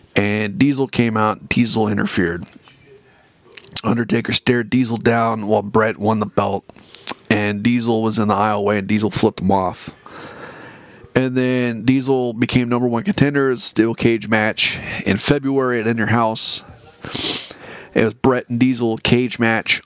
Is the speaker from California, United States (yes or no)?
yes; California, United States; available to me here in California